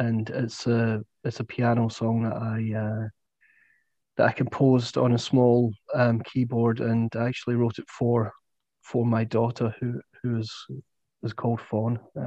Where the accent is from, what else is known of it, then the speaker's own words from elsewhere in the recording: Falkirk, Scotland, United Kingdom; my hometown of Falkirk, where I grew up.